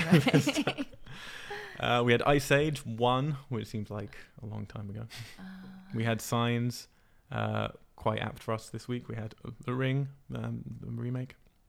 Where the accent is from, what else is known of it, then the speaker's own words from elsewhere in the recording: Cambridge, East of England, United Kingdom; I have to blame it on Cambridge, my hometown.